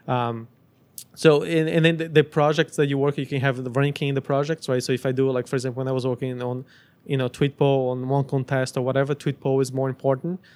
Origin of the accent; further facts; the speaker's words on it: Brazil; also born or lived in United States; now in Montreal, Canada; I grew up in Brazil